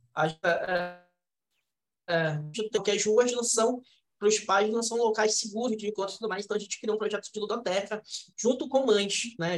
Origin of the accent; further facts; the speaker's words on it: Belém, Pará, Brazil; a gente é da Cabanagem, a gente é do lado oposto da cidade